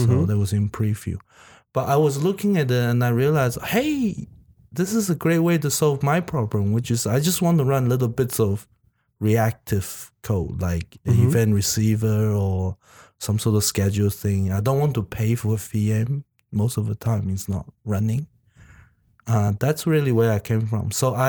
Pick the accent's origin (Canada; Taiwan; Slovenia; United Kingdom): Taiwan; English is a second language; also born or lived in New Zealand; now in Sydney, Australia; I was originally from Taiwan, and right. I learned English the American way. And then I went to New Zealand. I was in New Zealand for about 8 years.